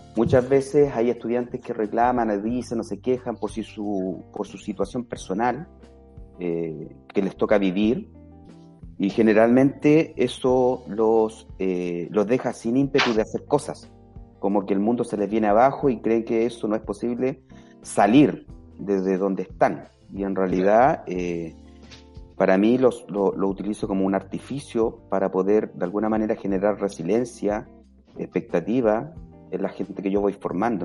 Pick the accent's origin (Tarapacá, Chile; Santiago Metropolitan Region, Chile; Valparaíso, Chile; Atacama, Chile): Santiago Metropolitan Region, Chile; Santiago; moved away; also born or lived in Punta de Tralca; yo soy santiaguino, nacido en Santiago